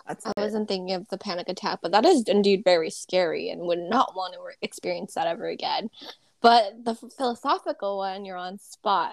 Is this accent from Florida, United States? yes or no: no; Southern California, United States; growing up in SoCal